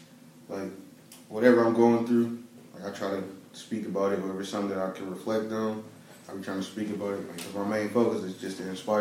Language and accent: English; Atlanta, Georgia, United States; born or raised there; moved away as an adult; also born or lived in Michigan; now in Detroit, United States